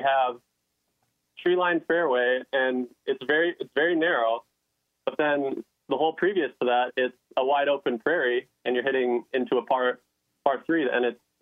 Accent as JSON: {"language": "English", "town": "Maple Grove", "region": "Minnesota", "country": "United States", "tie": "born or raised there", "said": "I grew up in Maple Grove, graduated in 2015, played high school golf for 6 years on the golf team"}